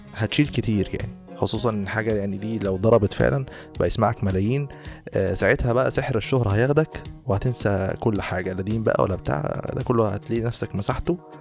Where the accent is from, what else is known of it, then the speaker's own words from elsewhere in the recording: Egypt; احنا كمصريين